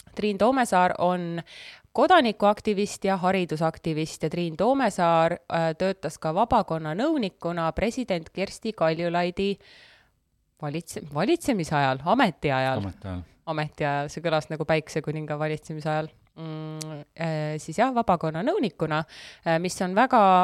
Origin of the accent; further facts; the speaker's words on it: Estonia; mul on passis on kirjas, et ma olen sündinud Eesti Vabariigis